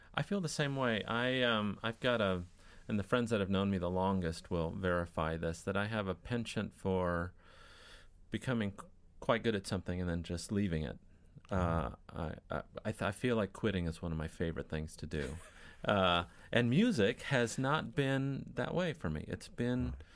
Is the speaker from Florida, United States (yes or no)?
no; Newport Beach, California, United States; I grew up in Newport Beach on Lido Island